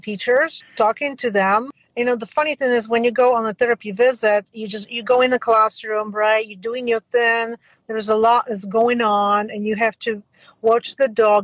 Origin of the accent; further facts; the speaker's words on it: Poland; moved away; as I was growing up in a different country, I was growing up in Poland